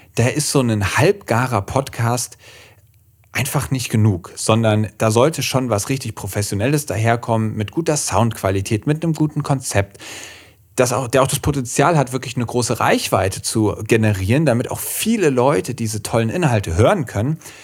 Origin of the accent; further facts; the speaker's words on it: Schwalm, Central Hesse, Germany; also born or lived in Marburg; Ich komme auch ursprünglich hier aus Mittelhessen, aus der Schwalm, das ist so eine Region zwischen Kassel und Marburg